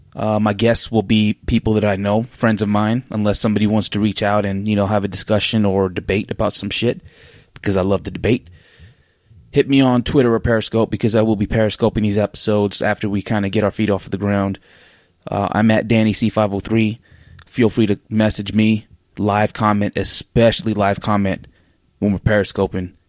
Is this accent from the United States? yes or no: yes; Oregon, United States; now in Salt Lake City, United States; I'm from Oregon.